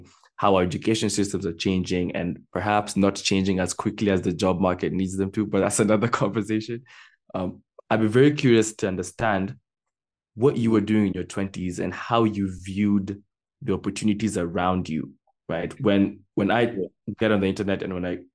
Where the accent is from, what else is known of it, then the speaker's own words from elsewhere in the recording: Kenya; also born or lived in United States; When at the peak of my elementary school, when I was growing up in the States, my parents sent me back to Kenya, right? And so I was living with my cousins for a number of years